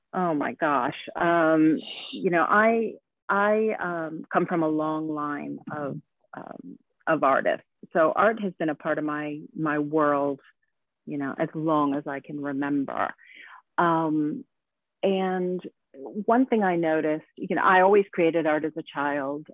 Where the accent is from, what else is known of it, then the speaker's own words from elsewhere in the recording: United States; moved away as an adult; now in Sweden; I am an American that moved to Sweden actually about 20 years ago